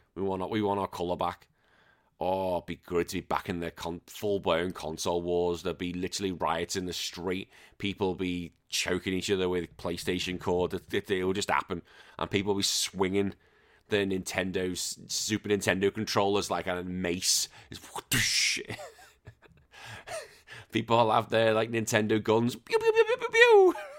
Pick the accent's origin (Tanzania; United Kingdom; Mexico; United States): United Kingdom; Wallasey, North West England; I grew up in a little place called the Wirral. My hometown is called Wallasey